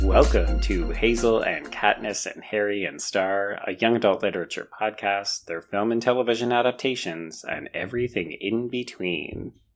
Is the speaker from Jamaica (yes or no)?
no; Canada; as a Canadian